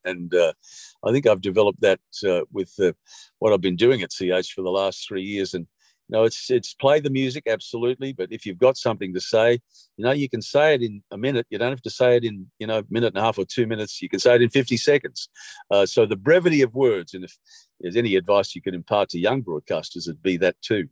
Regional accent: Sydney, New South Wales, Australia; moved away as an adult; also born or lived in Bathurst; I'm a kid from Bondi.

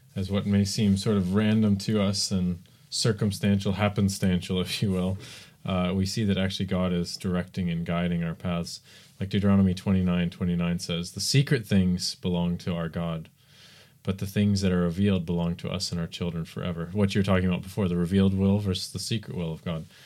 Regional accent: United States; I'm American

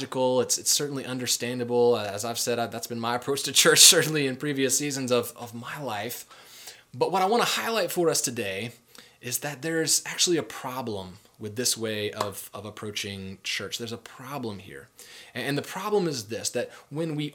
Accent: United States; we're modern American people

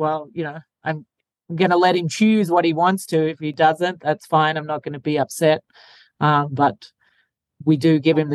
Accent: Australia; now in United States; I'm from Australia

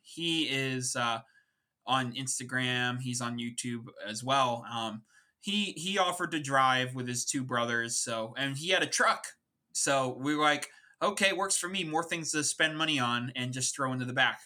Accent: Long Island, New York, United States; an East Coaster, uh, born and raised in Long Island, New York

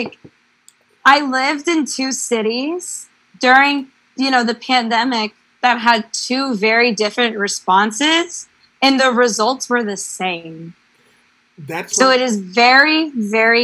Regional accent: Houston, Texas, United States; moved away as an adult; my family lives in Texas and I grew up in Houston

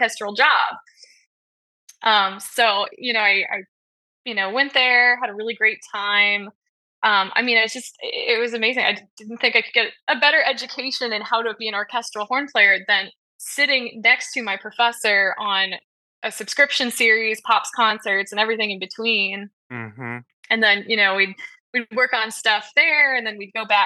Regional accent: Los Angeles, California, United States; moved away as an adult; also born or lived in Wichita, Kansas / Maryland; now in Annapolis, United States; I grew up in Los Angeles

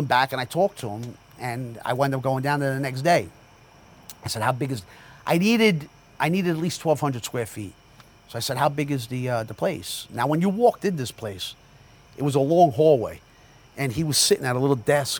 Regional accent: Jersey City, New Jersey, United States; now in Sayreville, United States; Born and raised in Jersey City. You know, I live in Sayreville

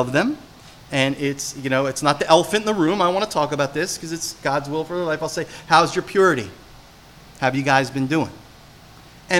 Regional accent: New Jersey, United States; I'm from Jersey

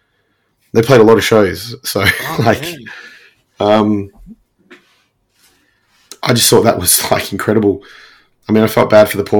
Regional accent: Melbourne, Victoria, Australia; it was my hometown.

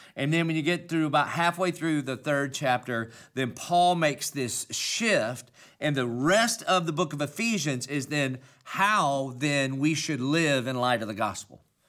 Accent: Dillon, South Carolina, United States; accent: southern country; I obviously have a southern country accent. And that's because I'm from Dillon, South Carolina

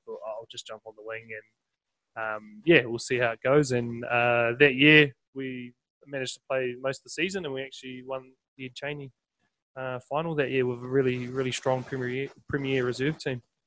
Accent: Wellington, New Zealand; also born or lived in Palmerston North / Hawke's Bay; I think I was about four, and we moved, made the move down uh, to Wellington

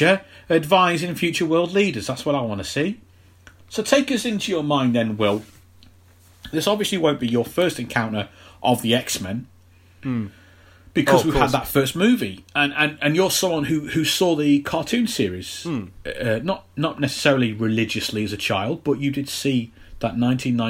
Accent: United Kingdom; being British

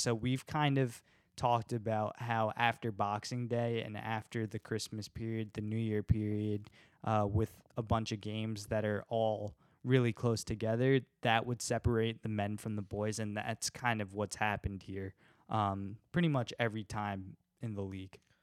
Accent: United States; obviously an American

